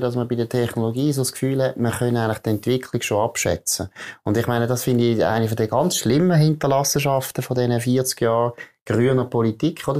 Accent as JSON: {"language": "German", "country": "Switzerland", "said": "ich als Schweizer"}